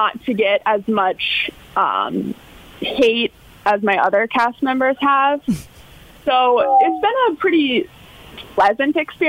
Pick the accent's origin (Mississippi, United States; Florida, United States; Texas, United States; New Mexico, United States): Florida, United States; Sarasota; we were all born and raised in Sarasota.